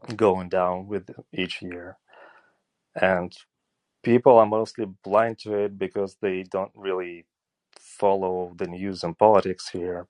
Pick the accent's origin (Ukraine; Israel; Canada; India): Ukraine; Eastern Ukraine; I'm from Eastern Ukraine, and I was born here